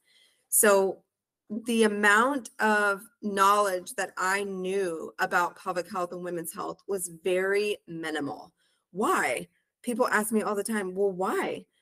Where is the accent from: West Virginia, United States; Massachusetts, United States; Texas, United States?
Texas, United States; Humble; also born or lived in College Station, Texas; I am originally from the Houston area, a town called Humble, Texas